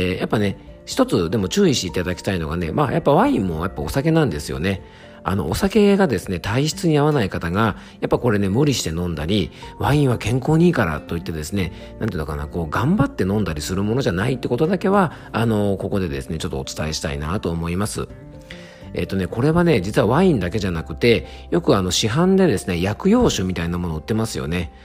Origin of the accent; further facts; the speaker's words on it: Yamanashi, Japan; 僕の地元山梨県の FM 甲府